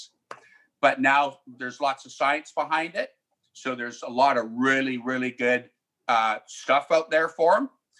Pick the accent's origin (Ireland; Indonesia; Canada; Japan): Canada; Delta, British Columbia; where I grew up in South Delta